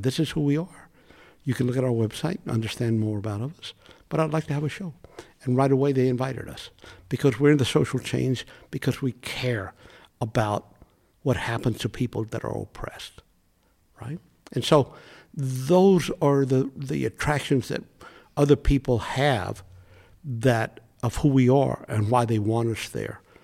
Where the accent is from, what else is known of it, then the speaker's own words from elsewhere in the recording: United States; I'm Mexican American, living in the United States, born in the U.S.